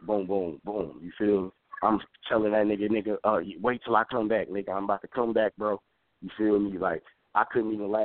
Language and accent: English; Detroit, Michigan, United States; moved away; also born or lived in New Jersey; I'm from Detroit